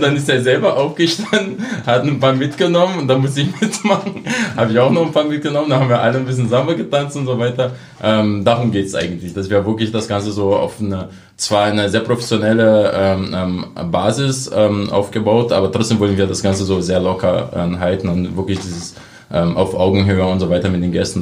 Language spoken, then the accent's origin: German; Brazil; German is a second language; moved away as an adult; now in Cottbus, Germany; meine Heimat Brasilien, das bleibt auch. Ich bin ja immer noch Brasilianer